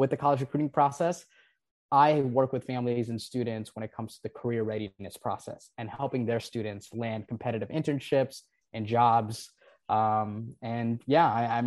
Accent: Nepal; now in United States; I was born and raised in Nepal. I moved to the US in 2006.

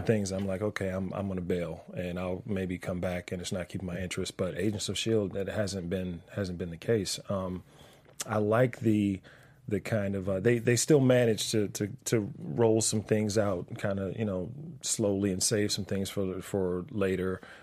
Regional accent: Washington, District of Columbia, United States; moved away; I'm from Washington D.C.

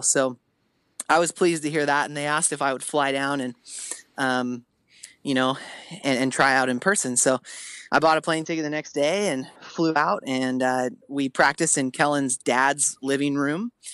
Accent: Spokane, Washington, United States; moved away; I'm from the Northwest

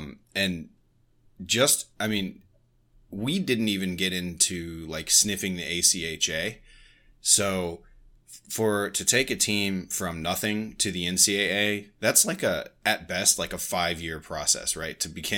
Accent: Virginia, United States; also born or lived in Nebraska; me growing up on the East Coast, like, you know, hockey was not a main thing where I grew up in Virginia, like in the DMV, and, you know, even when I lived in the Midwest in Nebraska.

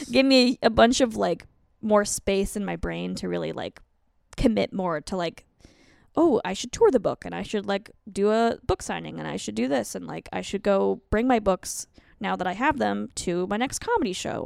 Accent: Colorado, United States; moved away; I'm from Colorado, and I used to be a teacher

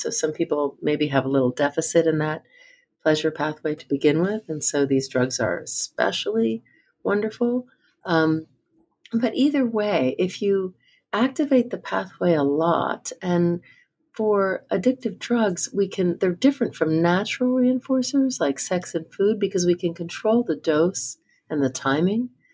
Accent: New Jersey, United States; I grew up in New Jersey

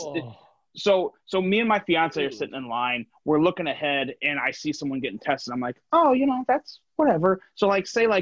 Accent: Northern Indiana, United States; now in Southwest Michigan, United States; I grew up in Northern Indiana. I live in Southwest Michigan right now

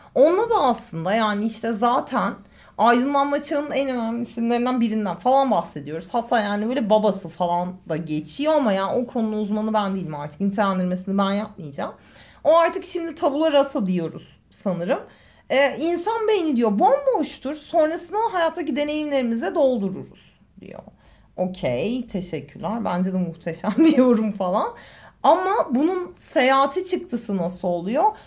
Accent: Eskişehir, Turkey; moved away as an adult; now in Istanbul, Turkey; ben Eskişehirliyim.

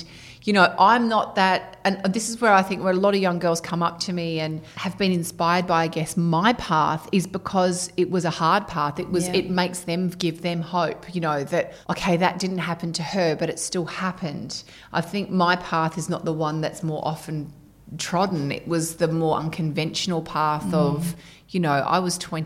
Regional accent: Perth, Western Australia, Australia; moved away as an adult; also born or lived in Sydney; I moved over to Sydney from Perth

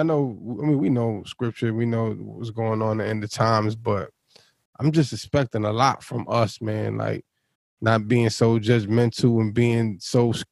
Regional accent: New York City, New York, United States; I'm from Brooklyn, too

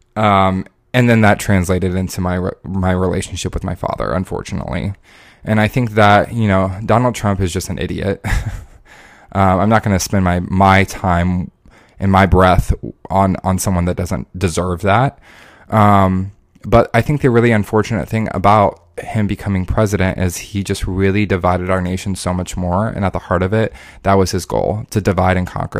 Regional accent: Indianapolis, Indiana, United States; moved away as an adult; also born or lived in Orlando; I grew up in, in Indianapolis, and then I went to school forty-five minutes away from where I grew up

